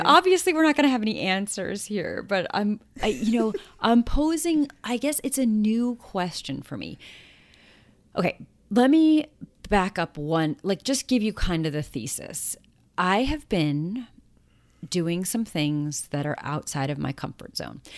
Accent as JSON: {"language": "English", "town": "New York City", "region": "New York", "country": "United States", "tie": "born or raised there", "said": "we moved back to my hometown, and we live across the street from my old high school"}